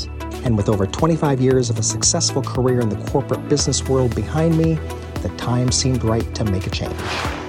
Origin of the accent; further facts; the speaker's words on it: United States; moved away as an adult; also born or lived in Croatia / Yorkshire; my life as an American actor, filmmaker, and travel blogger.